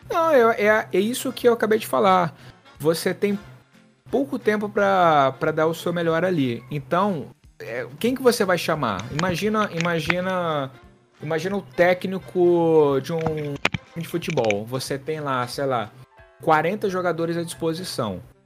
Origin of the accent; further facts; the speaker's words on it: Tocantins, Brazil; moved away as an adult; also born or lived in Brasília; now in Rio de Janeiro, Brazil; eu sou do Tocantins, mas eu morei em Brasília durante quatro anos quando eu fiz a faculdade